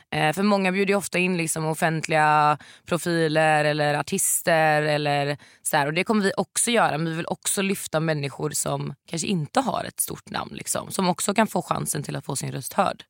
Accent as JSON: {"language": "Swedish", "town": "Varberg", "region": "Halland County", "country": "Sweden", "tie": "born or raised there", "moved": "yes", "said": "när jag bodde hemma i Varberg"}